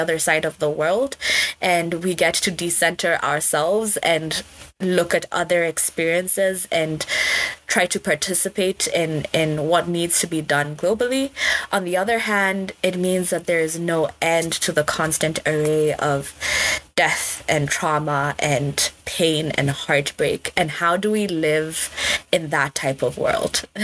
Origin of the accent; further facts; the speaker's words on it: Kenya; moved away as an adult; I'm from Kenya